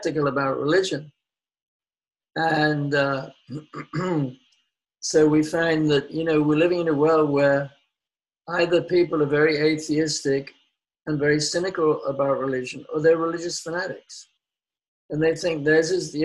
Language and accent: English; London, United Kingdom; moved away; I'm from London. I'm not really a farm boy from the country. I'm a Londoner.